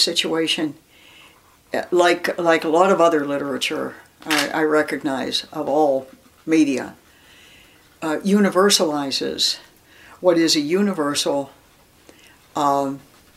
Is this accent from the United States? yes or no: yes; Erie, Pennsylvania, United States; I grew up in Erie, Pennsylvania